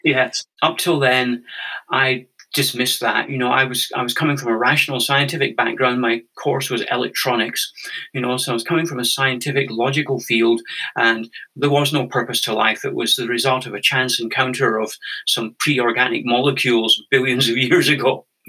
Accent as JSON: {"language": "English", "region": "Scotland", "country": "United Kingdom", "tie": "born or raised there", "also_born_or_lived": "Canada", "moved": "as an adult", "lives_now": "Findhorn, United Kingdom", "said": "I'm Scottish originally. I grew up in a sort of very normal, conventional family"}